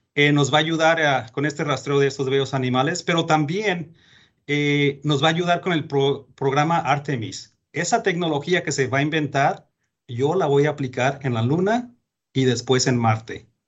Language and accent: Spanish; Mexico; moved away; Yo soy mexicano, nacido en México